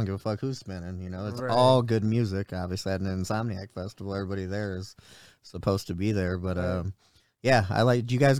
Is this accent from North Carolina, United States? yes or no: no; Detroit, Michigan, United States; I'm from Detroit